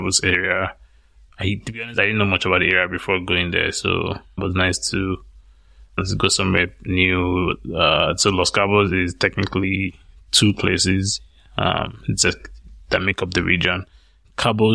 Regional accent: Nigeria; moved away; some of the areas I grew up in Nigeria.

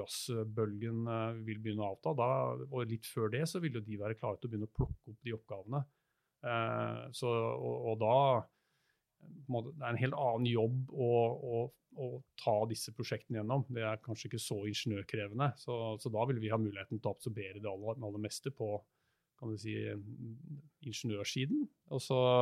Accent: Norway; vi er nordmenn

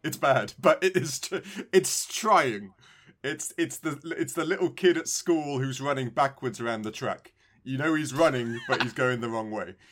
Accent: United Kingdom; I'm British

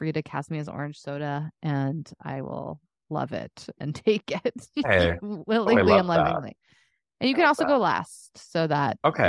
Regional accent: Dallas, Texas, United States; I am unfortunately from Dallas, Texas.

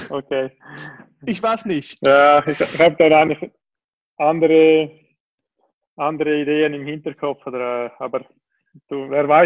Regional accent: Switzerland; ich glaube, als Schweizer ist man schon stolz auf die Schweizer Schokolade

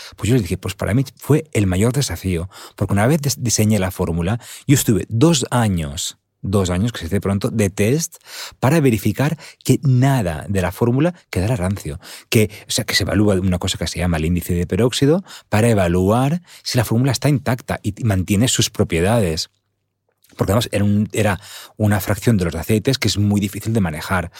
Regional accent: Alicante, Valencian Community, Spain; estuve recientemente en un taller que organizaron en mi pueblo, Andar, en Alicante

